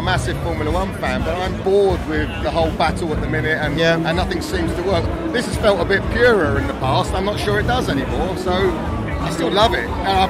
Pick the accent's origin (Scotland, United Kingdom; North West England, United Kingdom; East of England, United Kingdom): East of England, United Kingdom; Essex; I'm from Essex.